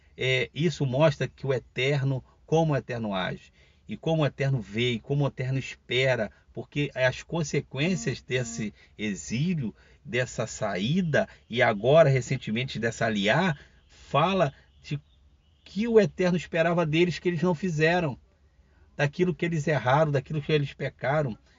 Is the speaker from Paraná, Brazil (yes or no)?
no; Rio de Janeiro, Brazil; eu sou carioca, estou falando do Rio de Janeiro